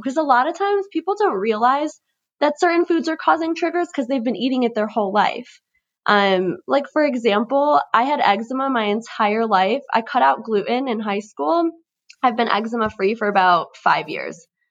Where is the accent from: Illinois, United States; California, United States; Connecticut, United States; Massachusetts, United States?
Illinois, United States; Chicago; I'm twenty-two years old, born and raised in Chicago.